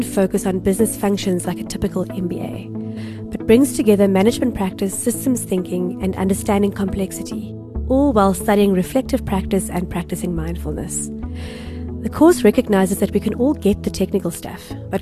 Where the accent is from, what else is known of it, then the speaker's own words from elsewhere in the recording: Westville, KwaZulu-Natal, South Africa; I grew up in Westville.